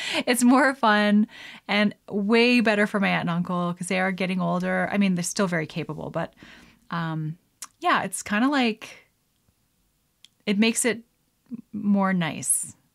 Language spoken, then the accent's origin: English; Canada; as a Canadian